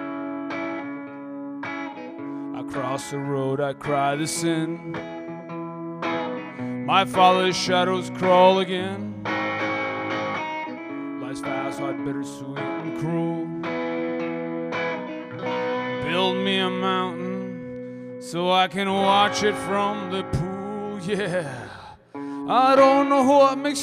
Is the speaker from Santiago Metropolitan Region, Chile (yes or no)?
yes; Santiago, Santiago Metropolitan Region, Chile; also born or lived in Germany / New York / California / Oregon; now in Austin, United States; I'm kind of from nowhere and from everywhere at this point. I grew up in Santiago, Chile, and I moved. I've lived in Germany, in New York, in California, Oregon, and now in Texas.